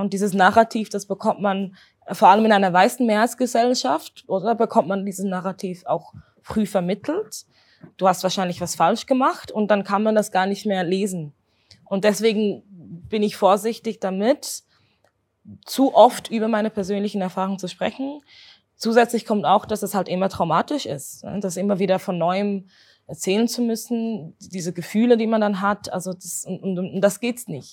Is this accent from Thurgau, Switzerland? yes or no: no; Zurich, Switzerland; bin Zürcherin, also hier geboren, hier aufgewachsen